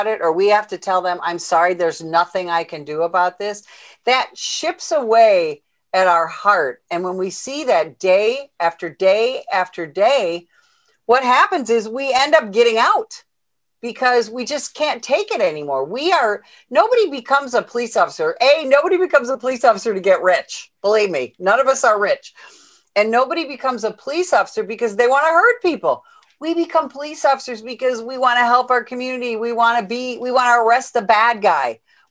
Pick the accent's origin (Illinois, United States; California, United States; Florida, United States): Illinois, United States; my home state of Illinois